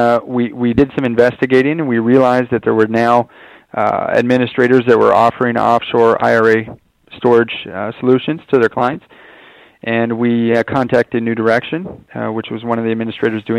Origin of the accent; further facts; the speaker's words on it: Canada; I being a Canadian myself